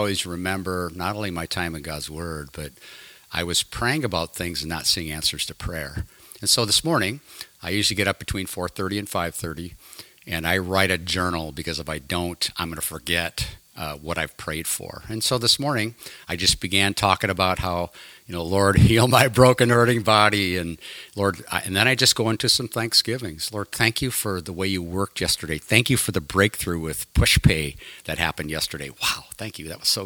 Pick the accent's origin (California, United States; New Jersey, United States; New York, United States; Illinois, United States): Illinois, United States; moved away as an adult; I grew up in Illinois